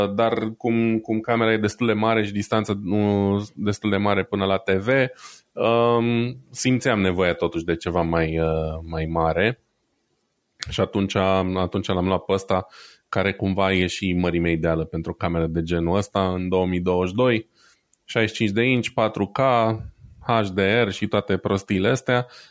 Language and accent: Romanian; Brașov, Brașov County, Romania; eu sunt brașovean